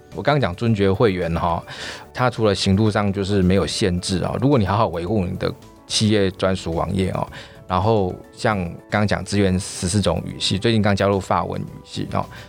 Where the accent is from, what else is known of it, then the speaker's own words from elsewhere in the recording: Taiwan; 我们台湾人的效率